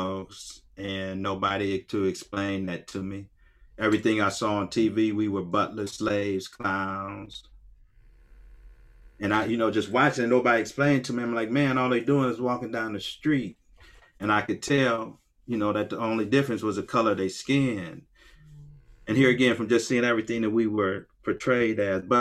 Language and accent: English; Akron, Ohio, United States; Born in 1958, like I say, on West Akron, on Store Avenue between Lawton and Slauson, all right? All black neighborhood